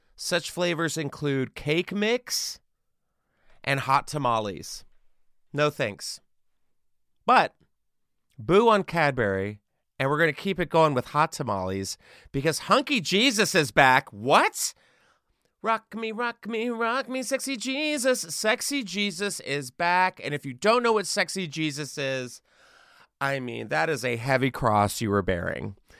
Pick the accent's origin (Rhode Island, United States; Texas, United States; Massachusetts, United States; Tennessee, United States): Texas, United States; I grew up in Texas